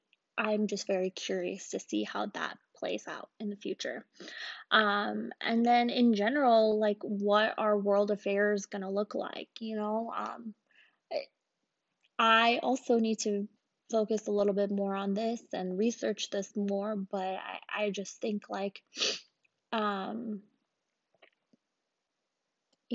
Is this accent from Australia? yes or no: no; Pakistan; now in United States; I'm Pakistani